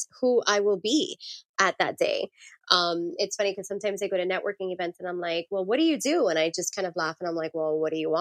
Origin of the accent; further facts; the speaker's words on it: Miami, Florida, United States; Us Miami folk